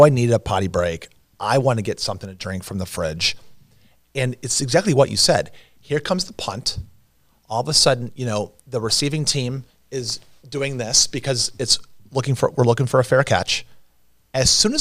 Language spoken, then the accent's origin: English; Chicago, Illinois, United States; also born or lived in St. Louis, Missouri; now in Quincy, United States; I'm from Chicago. I'm a Chicago boy. Born in St. Louis, raised in Chicago.